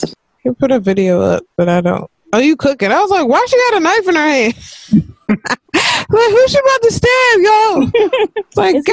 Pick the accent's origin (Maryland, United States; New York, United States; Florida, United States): Maryland, United States; I'm from Maryland. Lived in...